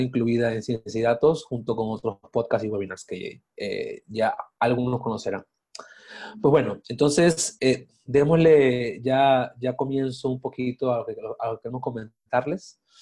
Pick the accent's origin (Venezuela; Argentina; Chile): Venezuela; moved away as an adult; also born or lived in Mexico City; now in Mexico; soy de Venezuela, eh, vivo aquí en México hace cuatro años prácticamente